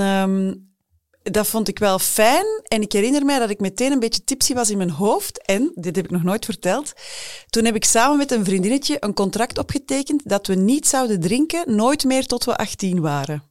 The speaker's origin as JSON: {"language": "Dutch", "region": "Flanders", "country": "Belgium", "said": "Bij ons in Vlaanderen"}